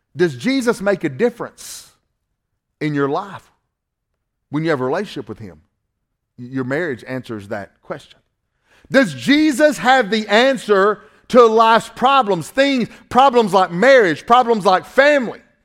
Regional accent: Northwest Georgia, United States; accent: Southern

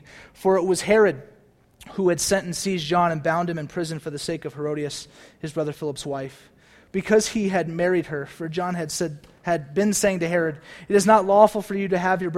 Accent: United States; we're American

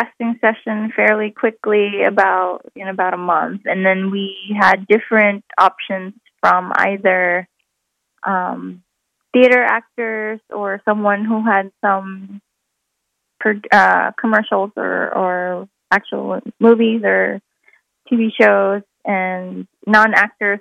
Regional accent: Philippines; moved away; I grew up watching, you know, while growing up in the Philippines

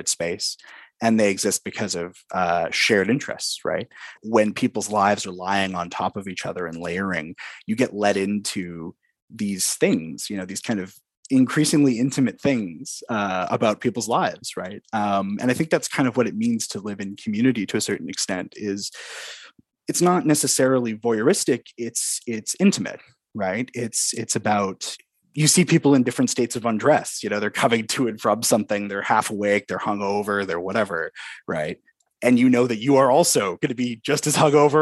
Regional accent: Vancouver, British Columbia, Canada; growing up in Commercial Drive

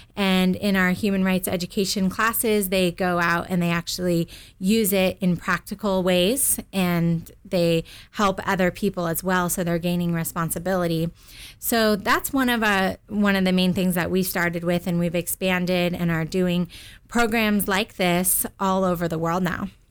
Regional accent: Southern California, United States; I grew up in Southern California

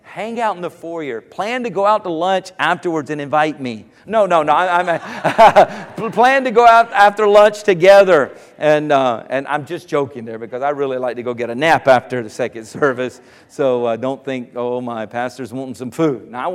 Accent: South Carolina, United States; moved away; South Carolina, down near Myrtle Beach.

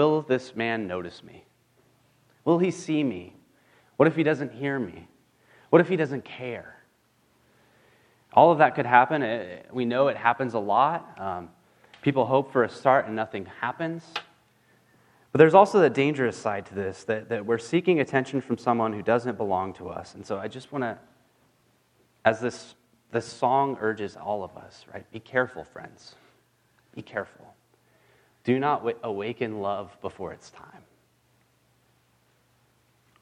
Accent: California, United States; I'm from California

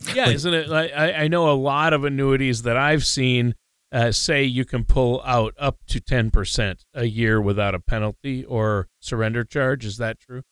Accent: Minnesota, United States; I'm from Minnesota and we really didn't have a college football team

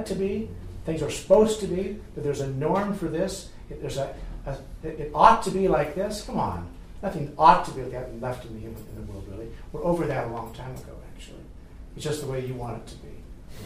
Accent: the West, United States; moved away; I grew up in the West, I grew up loving cows

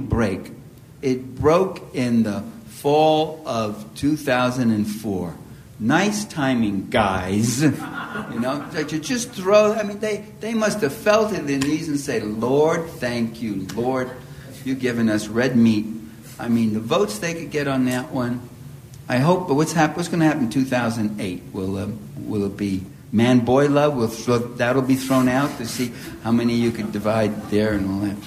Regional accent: New York City, New York, United States; accent: New York; I was born and raised in East Harlem, Italian Harlem, it was called. It was a very tough neighborhood in New York City. You probably could hear a little, just the slightest touch of New York in my accent

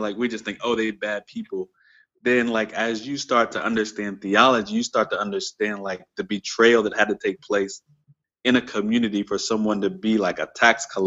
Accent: Staten Island, New York, United States; He was from Richmond, like me. Uh, Virginia. He was from Richmond. I'm from Staten.

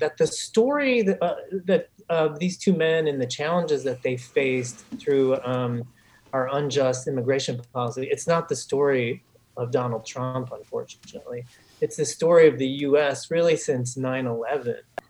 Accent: Chicago, Illinois, United States; growing up as a kid on the south side of Chicago

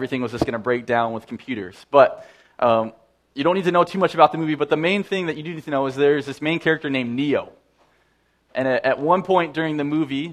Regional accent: Saskatoon, Saskatchewan, Canada; moved away; I grew up in Saskatoon

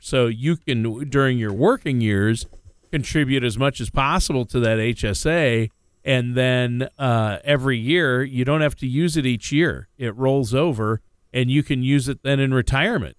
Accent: Minnesota, United States; also born or lived in Los Angeles; now in Tennessee, United States; I grew up in Minnesota, and then I lived in L A for a while

